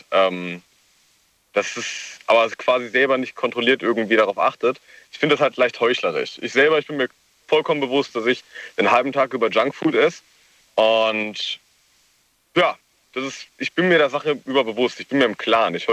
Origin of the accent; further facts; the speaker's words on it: Mannheim, Baden-Württemberg, Germany; Ich komme aus Mannheim.